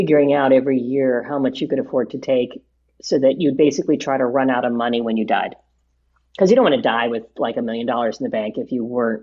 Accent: Honolulu, Hawaii, United States; moved away as an adult; also born or lived in New Brunswick, New Jersey / Tokyo / Italy; now in New Jersey, United States; I grew up in Honolulu, actually, and my junior high school and high school language was Japanese

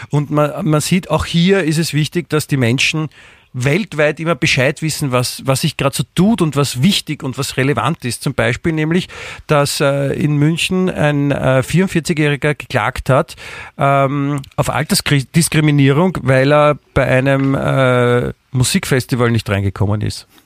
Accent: Austria; Nicht nur bei uns in Österreich. Wir haben ja in Österreich zwei ganz tolle Zeitungen

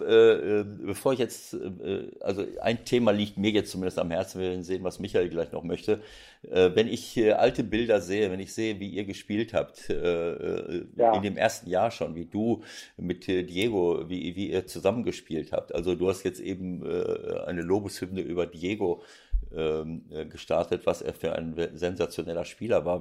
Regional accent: Germany; bei uns in Deutschland

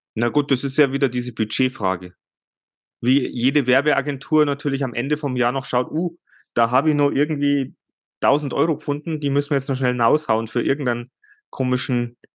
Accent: Germany; bei uns in Deutschland

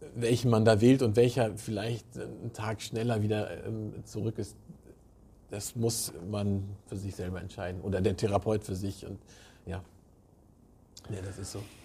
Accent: Southern Germany, Germany; moved away; ich komme ja aus Süddeutschland

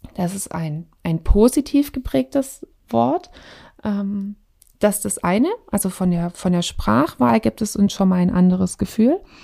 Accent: Swabia, Germany; wir kommen aus dem Schwabenland.

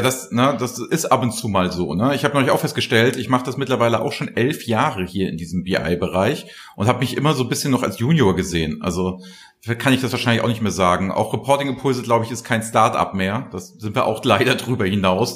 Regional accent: Flensburg, Schleswig-Holstein, Germany; also born or lived in Kiel / Hamburg; Ja, ich bin, ich bin Norddeutscher durch und durch. In Flensburg geboren

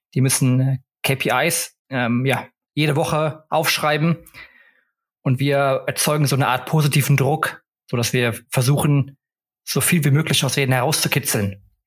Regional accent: Cologne, North Rhine-Westphalia, Germany; moved away as an adult; also born or lived in Netherlands / United States / England / Stockholm, Sweden; ich bin ursprünglich aus Köln, bin also wieder zu Hause

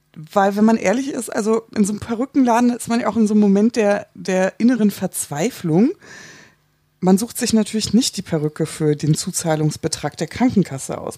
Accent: Hamburg, Germany; ich komme aus Hamburg

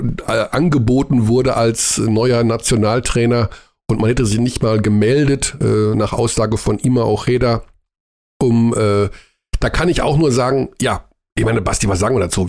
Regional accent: Germany; als wir Deutschen

